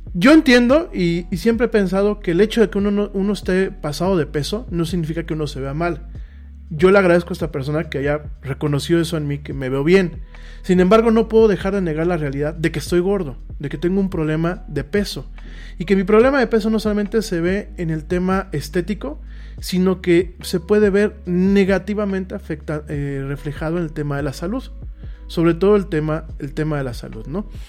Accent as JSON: {"language": "Spanish", "country": "Mexico", "said": "soy mexicano. Eh, aquí vivo"}